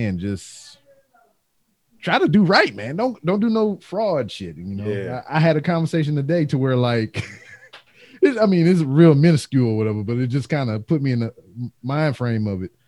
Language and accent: English; Louisiana, United States; I'm from Louisiana